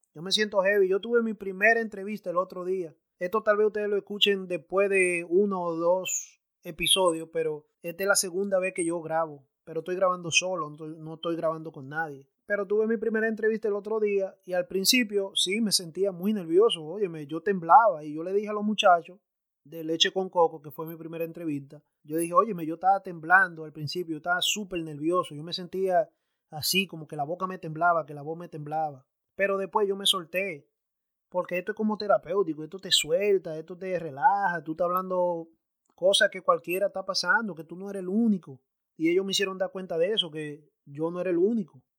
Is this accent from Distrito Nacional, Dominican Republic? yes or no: yes; Santo Domingo, Distrito Nacional, Dominican Republic; now in United States; me crié a la vieja escuela, yo me crié en Santo Domingo